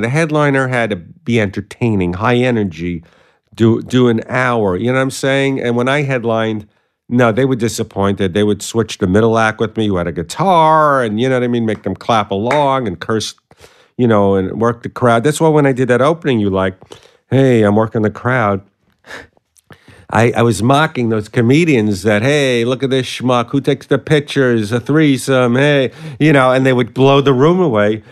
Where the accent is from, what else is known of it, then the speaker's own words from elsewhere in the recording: New York City, New York, United States; accent: Brooklyn; moved away as an adult; now in Los Angeles, United States; I grew up in Sheepshead Bay in Brooklyn